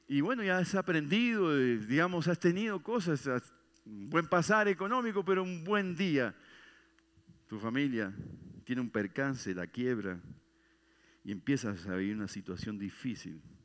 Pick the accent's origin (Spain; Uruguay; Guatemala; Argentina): Uruguay; moved away